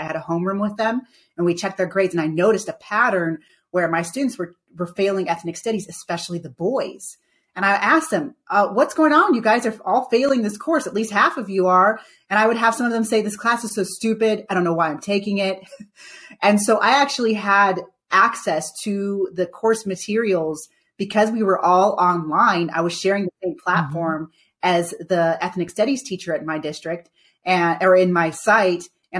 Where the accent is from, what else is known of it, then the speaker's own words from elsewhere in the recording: Jamaica; But I'm Jamaican.